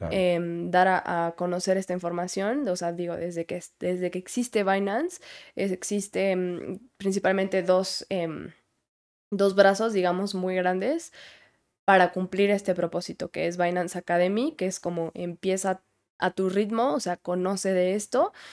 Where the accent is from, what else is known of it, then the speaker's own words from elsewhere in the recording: Puebla, Mexico; De Puebla.